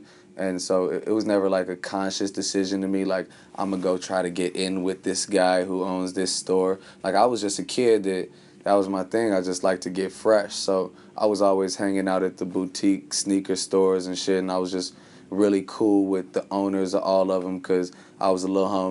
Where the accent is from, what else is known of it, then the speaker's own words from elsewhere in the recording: Chicago, Illinois, United States; I'm from Chicago